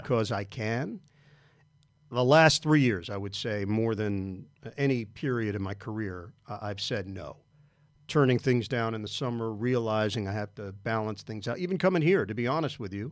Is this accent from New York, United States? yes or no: yes; New York, United States; I am from New York